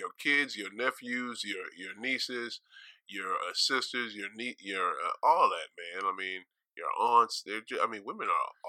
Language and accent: English; Springfield, Massachusetts, United States; I'm from Springfield, Massachusetts.